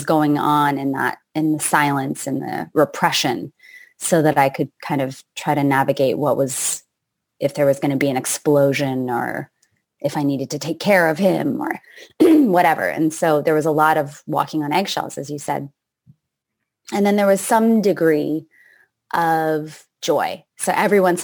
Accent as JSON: {"language": "English", "country": "Canada", "moved": "as an adult", "lives_now": "United States", "said": "At that point, I had lived in the States for 15 years. And I'm from Canada"}